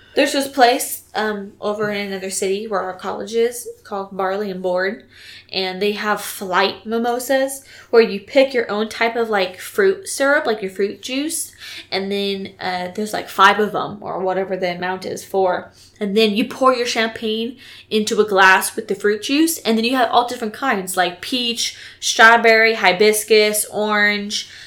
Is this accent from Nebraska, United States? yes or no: no; California, United States; moved away; also born or lived in Texas; I'm from California